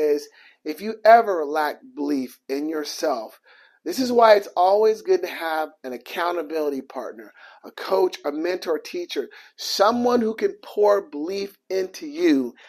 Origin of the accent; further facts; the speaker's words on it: Portland, Oregon, United States; I'm from Portland, Oregon, so my entire family is there